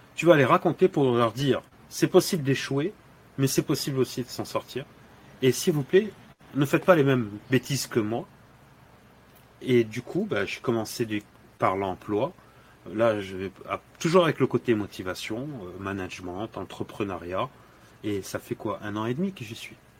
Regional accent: Dakar, Senegal; now in France; je suis originaire du Sénégal. Je suis né à Dakar

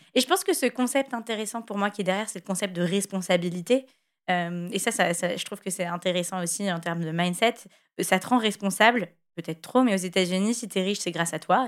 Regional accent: France; en tant que Français

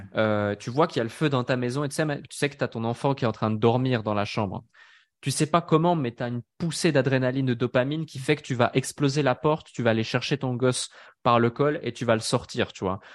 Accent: Switzerland; je suis né euh, en Suisse

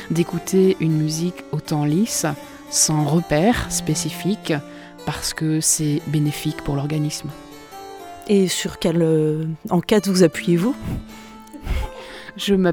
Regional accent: Poitou, Nouvelle-Aquitaine, France; parce que je suis du Poitou.

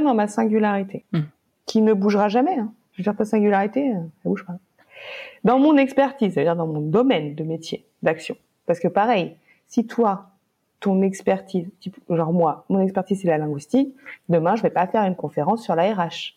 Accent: France; on est français.

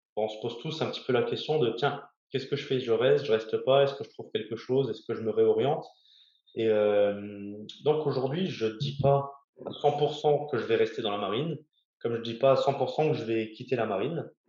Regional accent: Lorraine, Grand Est, France; moved away as an adult; also born or lived in Brest; je suis lorrain

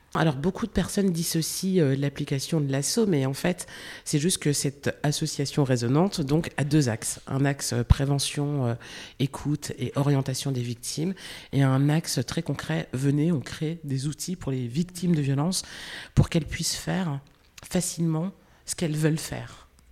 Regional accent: the Vosges, Grand Est, France; je suis née en France, je suis née dans les Vosges, j'ai grandi dans les Vosges.

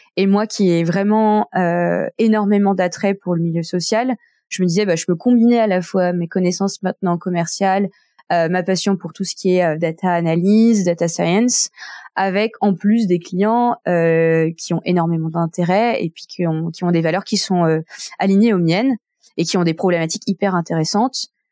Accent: Nantes, Pays de la Loire, France; moved away as an adult; now in Geneva, Switzerland; je suis née à Nantes euh, d'un père hongkongais et une mère française

